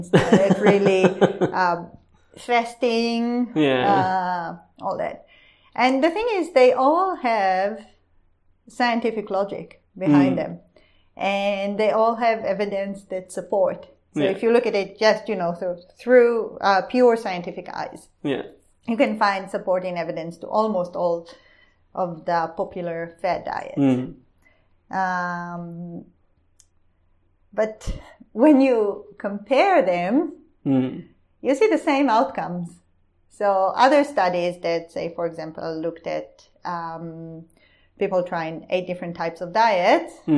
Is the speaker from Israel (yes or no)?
yes; Israel; now in Australia; I come from Israel